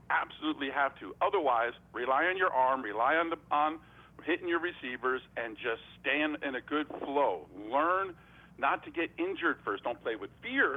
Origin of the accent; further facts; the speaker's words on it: Edison, New Jersey, United States; I grew up in New Jersey, Edison, New Jersey.